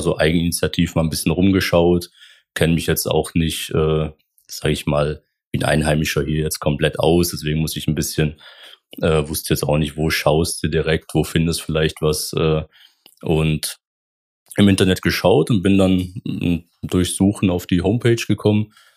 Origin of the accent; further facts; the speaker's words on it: Baden-Württemberg, Germany; moved away as an adult; also born or lived in Rhineland; now in Koblenz, Germany; gebürtig ähm, bin ich aus Baden-Württemberg. Das ist so ungefähr, ähm, wo ich herkomme, zwischen Schwäbisch Alb und Bodensee. Ähm, sehr ländlich, aber sehr schön. Ähm, genau, das ist meine, meine Heimat, ähm, wo ich auch gelebt habe bis 2018